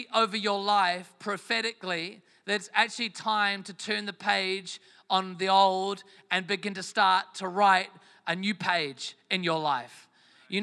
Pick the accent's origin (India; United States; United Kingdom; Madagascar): United Kingdom; England; moved away; I am from England originally